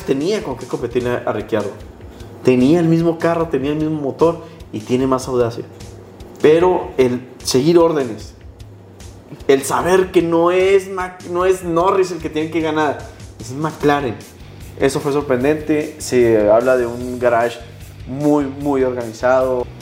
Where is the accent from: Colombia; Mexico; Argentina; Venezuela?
Mexico; como decimos aquí los mexicanos